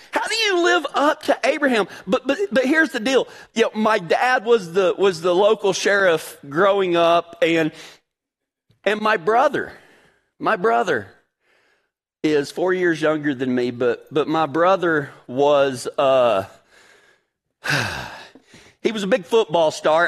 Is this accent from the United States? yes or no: yes; Big Lake, Texas, United States; I'm from a really small town in West Texas, Big Lake, Texas